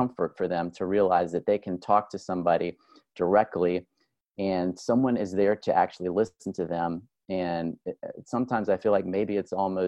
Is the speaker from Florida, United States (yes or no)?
yes; Miami, Florida, United States; I am originally from South Florida. I'm from Miami.